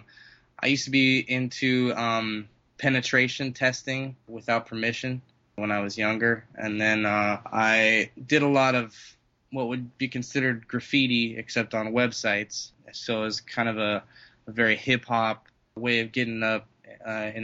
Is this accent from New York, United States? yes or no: no; Colorado Springs, Colorado, United States; born or raised there; also born or lived in California / Denver